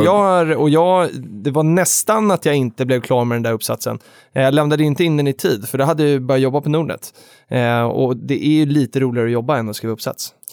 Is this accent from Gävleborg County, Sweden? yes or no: no; Stockholm, Stockholm County, Sweden; also born or lived in Jönköping; jag var från Stockholm